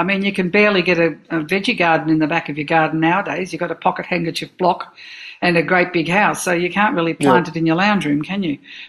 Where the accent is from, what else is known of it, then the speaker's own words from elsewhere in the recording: Dandenong, Victoria, Australia; I was brought up in the Reformed Church